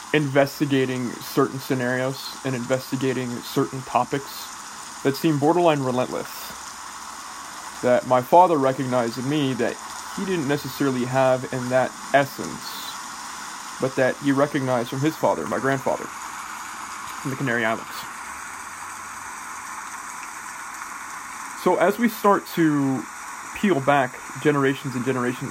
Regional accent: Oakland, California, United States; I grew up in Oakland, California, and I grew up with quite a bit of Californian culture, quite a bit of Oakland culture

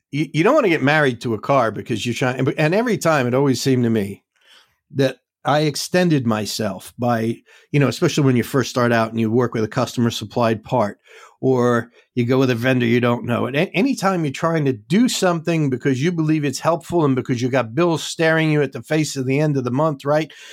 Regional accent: New York City, New York, United States; moved away; I grew up in the Bronx.

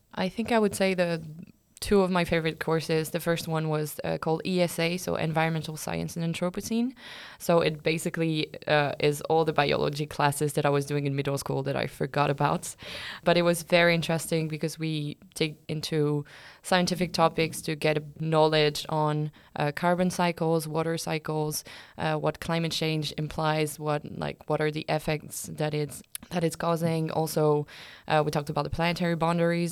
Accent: France; moved away as an adult; now in Lund, Sweden; I'm from France.

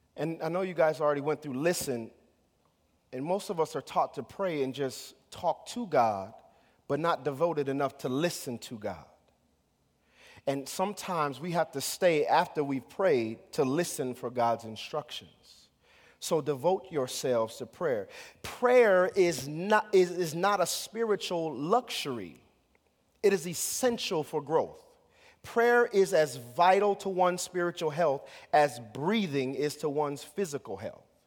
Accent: United States; as American Christians

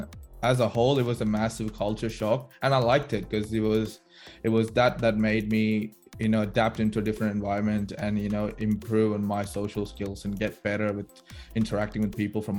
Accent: Chennai, Tamil Nadu, India; moved away as an adult; now in Melbourne, Australia; I'm very Chennai, but even though my family is actually from Kerala, I was born and raised in Chennai, so I always identify myself as a Tamil boy. And then coming to Australia was a big change for me.

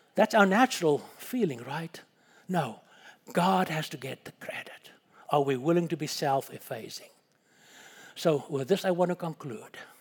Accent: South Africa; moved away; my wife and I was born and we grew up in Africa. I personally was born about ten miles from the Kruger National Park

